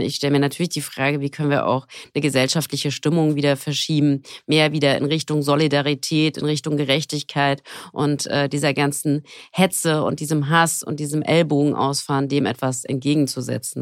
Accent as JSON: {"language": "German", "town": "Frankfurt am Main", "region": "Hesse", "country": "Germany", "said": "Ich komme aus Frankfurt am Main."}